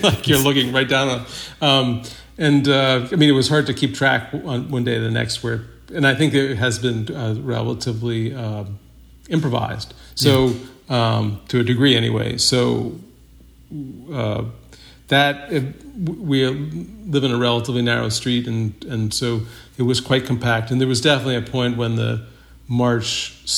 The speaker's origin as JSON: {"language": "English", "region": "Massachusetts", "country": "United States", "tie": "born or raised there", "moved": "yes", "lives_now": "Brooklyn, United States", "said": "I grew up in a small town in Massachusetts on a dirt road"}